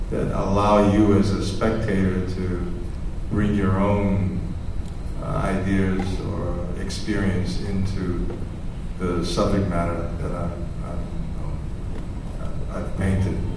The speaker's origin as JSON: {"language": "English", "town": "New York City", "region": "New York", "country": "United States", "tie": "born or raised there", "said": "I grew up in New York City, and uh, I went to a school called Music and Art High School."}